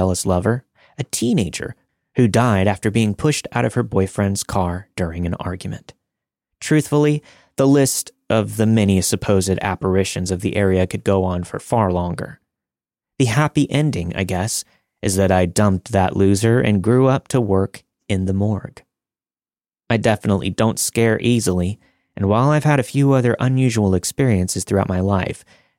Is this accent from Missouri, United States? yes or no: no; Sleepy Hollow, New York, United States; I grew up in Sleepy Hollow, New York, home of the Headless Horseman and allegedly a number of other hauntings.